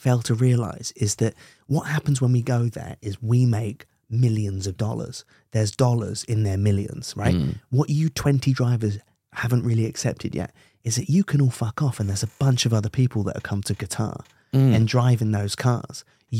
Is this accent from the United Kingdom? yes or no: no; Brunei; Oh, I mean, I grew up in Brunei.